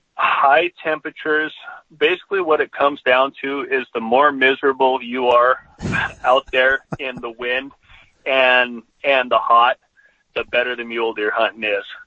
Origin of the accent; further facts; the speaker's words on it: Southwest Montana, United States; growing up in Southwest Montana, I had I had plenty of access to whitetails